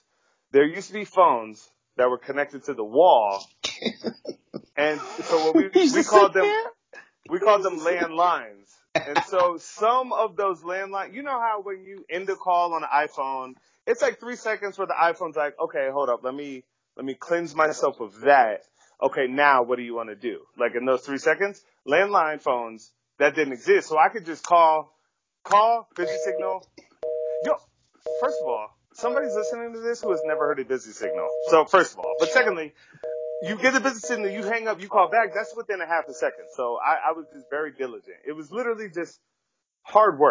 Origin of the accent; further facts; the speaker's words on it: Virginia, United States; I'm from Virginia, which is not New York